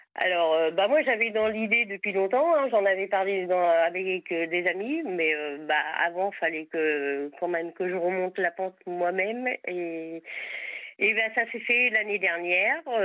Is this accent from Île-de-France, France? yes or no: no; Sarthe, Pays de la Loire, France; je suis à Vannes en Bretagne, mais autrement je suis de la Sarthe